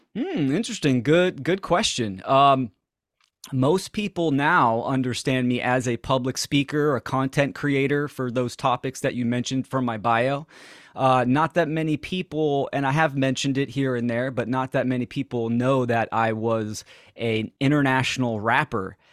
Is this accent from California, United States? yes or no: yes; Bay Area, California, United States; I'm from, born and raised in the Bay Area